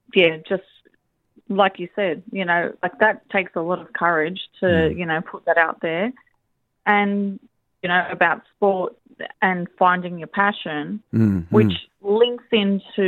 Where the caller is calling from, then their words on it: Hunter Valley, New South Wales, Australia; I'm calling from the Hunter Valley